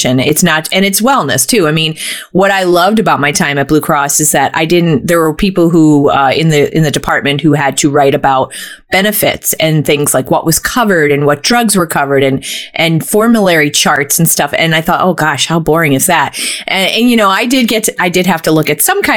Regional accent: Scranton, Pennsylvania, United States; I was born and raised in Scranton, so I'm a Northeastern Pennsylvania person who's chosen to stay here

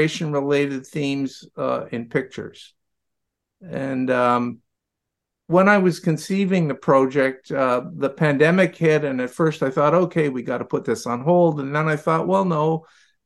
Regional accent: Ottawa, Ontario, Canada; I'm not an immigrant. I was born in Ottawa, but my father was an immigrant

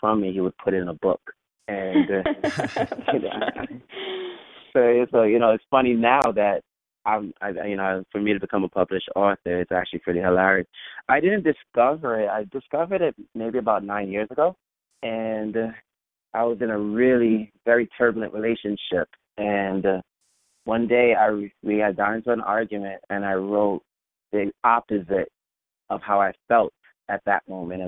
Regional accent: New York City, New York, United States; I grew up in an area called Flatbush, where a lot of West Indians reside. My family's from Jamaica

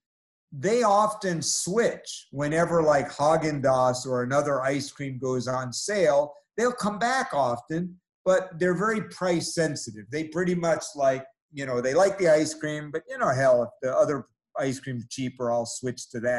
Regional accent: New York City, New York, United States; I grew up in New York City

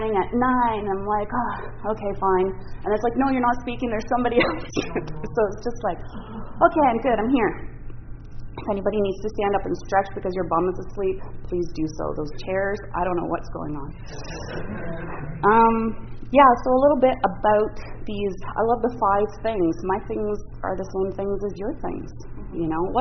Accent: Ottawa, Ontario, Canada; also born or lived in Parry Sound, Ontario; I'm actually from Ottawa, partly from Parry Sound.

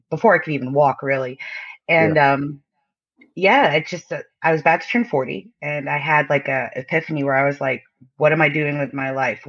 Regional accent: Connecticut, United States; also born or lived in Las Vegas; now in Georgia, United States; I live in Georgia right now, but I was born in Connecticut, and I lived in Las Vegas for a while as well

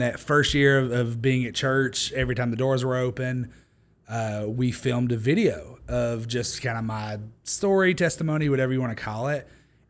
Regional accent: Harriman, Tennessee, United States; In Harriman, Tennessee. So a town of like 2,000 people near Knoxville, that area.

